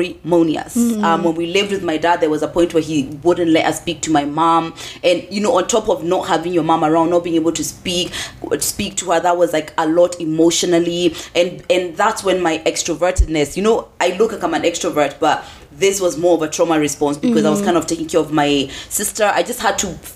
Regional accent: England, United Kingdom; I was raised in England.

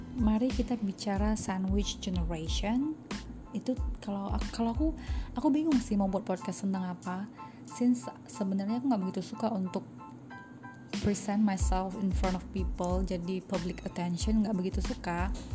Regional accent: Batak, North Sumatra, Indonesia; aku orang Batak

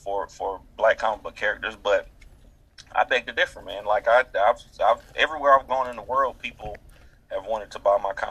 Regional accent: Durham, North Carolina, United States; also born or lived in Montgomery County, North Carolina; Born and raised in Durham, North Carolina

